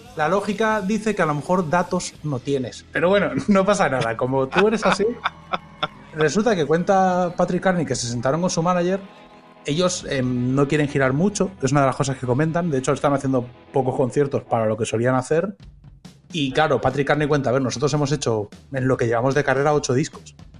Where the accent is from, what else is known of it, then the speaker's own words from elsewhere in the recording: Spain; moved away as an adult; also born or lived in Uruguay; now in United States; yo como español que soy